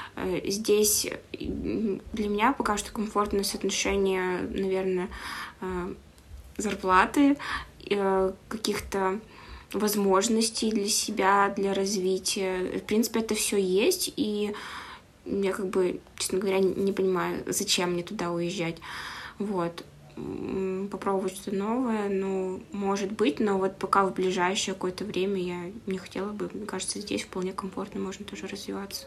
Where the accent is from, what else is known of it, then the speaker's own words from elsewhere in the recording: Komi-Permyak Okrug, Perm Krai, Russia; now in Perm, Russia; я сама тоже из Компермятского округа, то есть я там родилась